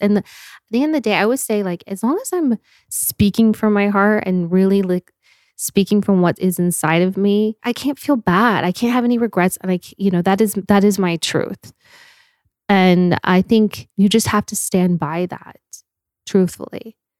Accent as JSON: {"language": "English", "town": "Park City", "region": "Utah", "country": "United States", "tie": "born or raised there", "moved": "as an adult", "lives_now": "Los Angeles, United States", "said": "I grew up in Park City, Utah"}